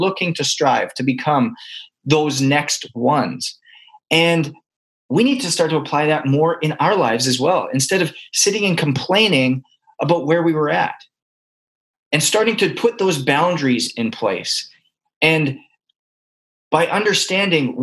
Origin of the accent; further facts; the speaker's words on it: Canada; now in United States; I'm a Canadian adopted by America.